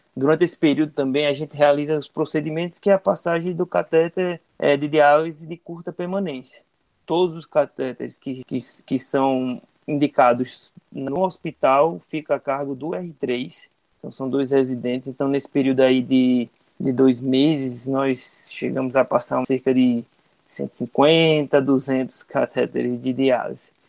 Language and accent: Portuguese; Campina Grande, Paraíba, Brazil; da minha cidade, de onde sou natural, né, Campina Grande